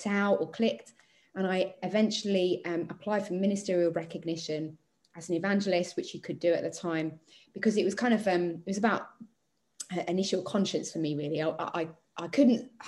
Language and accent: English; Chelmsford, East of England, United Kingdom; I was moving back to my hometown after studying away, and I needed to find a church